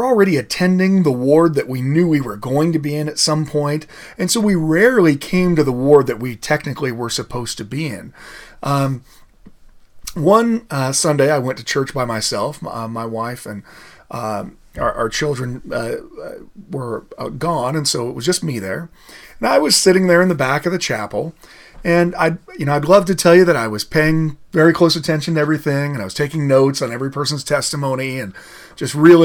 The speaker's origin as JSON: {"language": "English", "region": "Idaho", "country": "United States", "also_born_or_lived": "Colorado", "moved": "yes", "lives_now": "Utah, United States", "said": "I'm actually from Idaho originally"}